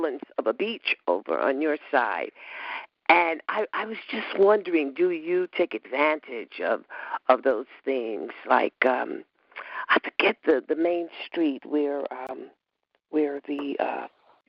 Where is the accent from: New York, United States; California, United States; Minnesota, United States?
New York, United States; Westbury; I'm from Westbury